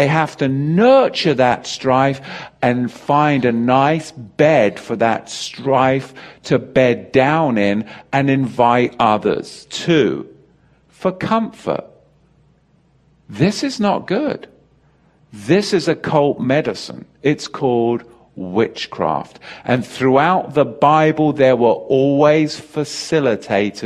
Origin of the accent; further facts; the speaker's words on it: England, United Kingdom; I grew up in England, as you know, with the Church of England school system